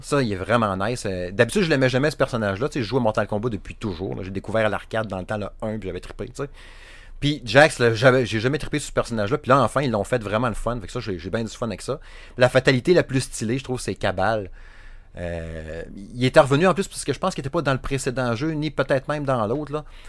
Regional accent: Saguenay, Quebec, Canada; accent: Saguenay; J'ai mon accent à chier du Saguenay

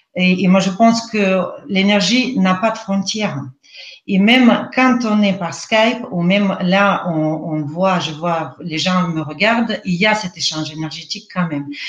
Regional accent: Russia; accent: Russian; French is a second language; moved away as an adult; now in France; je ne suis pas française. Je suis née en Russie, je suis russe. Euh, j'ai passé euh, la plupart de ma vie en Russie, donc d'où mon accent aujourd'hui en français

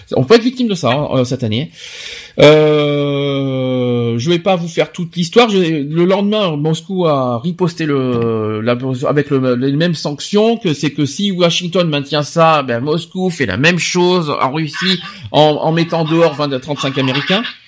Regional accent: France; chez nous en France

